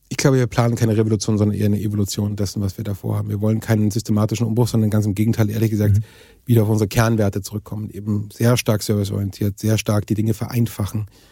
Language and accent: German; Germany; als Europäer und speziell uns als Deutsche